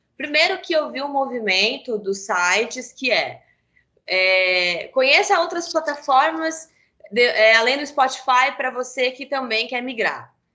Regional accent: Brazil; Nós não somos americanos, nem europeus

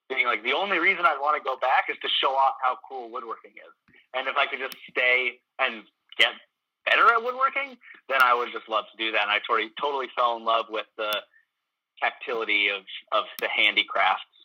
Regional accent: Burlington, Vermont, United States; moved away as an adult; also born or lived in Williston, Vermont / Baltimore, Maryland; now in Washington, United States; I'd lived in Burlington for, you know, other than the 2.5 years I was in Baltimore, I was in Burlington. And, I was born in Williston, so I was there for, you know, the first 7 years of my life

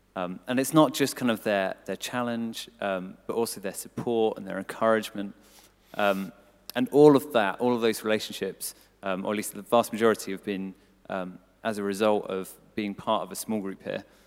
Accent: Cambridgeshire, East of England, United Kingdom; moved away as an adult; I grew up in Cambridgeshire

